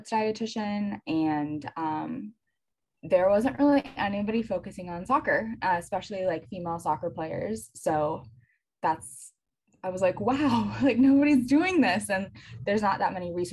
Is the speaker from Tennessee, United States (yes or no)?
no; North Carolina, United States; I grew up in North Carolina, so UNC was right down the road.